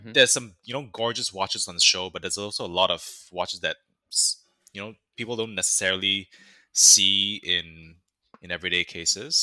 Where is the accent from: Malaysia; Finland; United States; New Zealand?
Malaysia; we're Malaysian. We're fellow Malaysians.